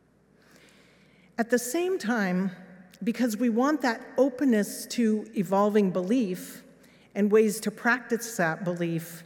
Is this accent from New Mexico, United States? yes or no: yes; Los Alamos, New Mexico, United States; moved away as an adult; also born or lived in England; This was my hometown